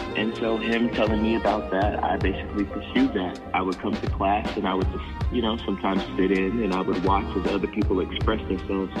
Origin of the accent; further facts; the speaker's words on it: Raleigh, North Carolina, United States; moved away as an adult; now in Los Angeles, United States; I'm originally from Raleigh, North Carolina, and I came out I came out here about two years ago